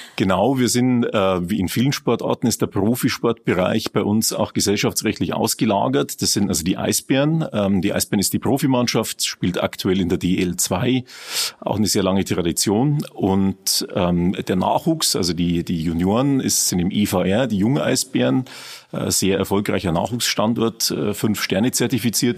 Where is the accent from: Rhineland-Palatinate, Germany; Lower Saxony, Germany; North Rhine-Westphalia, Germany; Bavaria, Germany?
Bavaria, Germany; Regensburg; Ich bin selber aus Regensburg, ähm, in Prüfening geboren, dort auch aufgewachsen und äh, eigentlich mein ganzes Leben in Regensburg gewesen